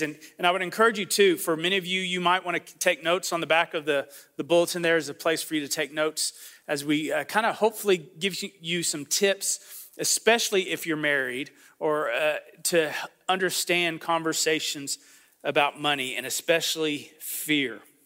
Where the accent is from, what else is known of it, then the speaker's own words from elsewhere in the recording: United States; I'm from the Panhandle